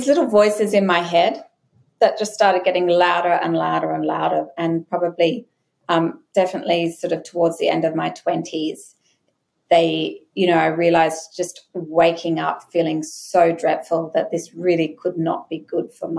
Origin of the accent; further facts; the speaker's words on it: Brisbane, Queensland, Australia; Growing up in Brisbane in the 90s